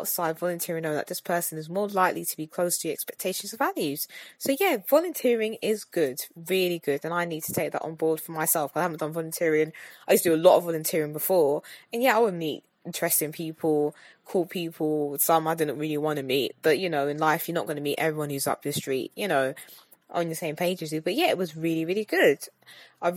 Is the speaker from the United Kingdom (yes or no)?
yes; London, United Kingdom; I'm a Londoner, you know, from the UK